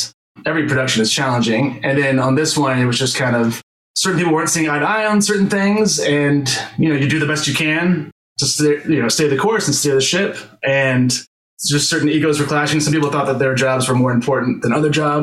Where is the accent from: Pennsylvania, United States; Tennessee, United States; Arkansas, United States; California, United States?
Tennessee, United States; Memphis; moved away; I'm from Memphis originally